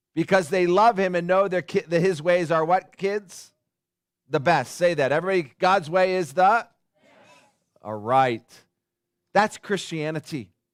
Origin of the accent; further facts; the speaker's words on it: Upland, California, United States; moved away; I grew up in Upland.